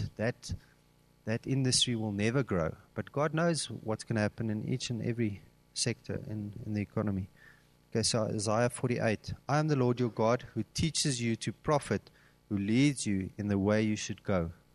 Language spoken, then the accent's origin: English; Cape Town, Western Cape, South Africa; now in Gauteng, South Africa; I'm originally from Cape Town, and when I came up to Gauteng